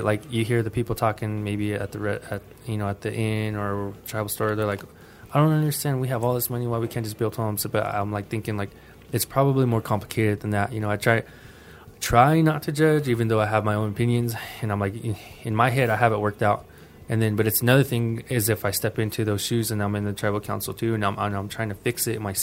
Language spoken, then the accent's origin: English; Mescalero, New Mexico, United States; growing up in Mescalero, it's hard for us.